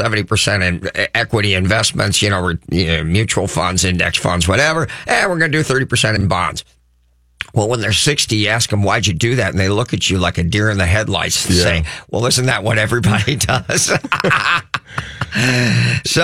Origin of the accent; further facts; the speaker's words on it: Crookston, Minnesota, United States; I'm from a small town, or at least spent a lot of time growing up in Crookston, Minnesota